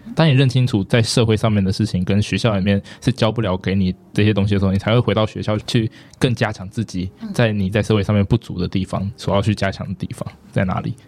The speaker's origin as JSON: {"language": "Chinese", "region": "Taipei", "country": "Taiwan", "tie": "born or raised there", "said": "我是台北人，就是我从小到大都住在台北"}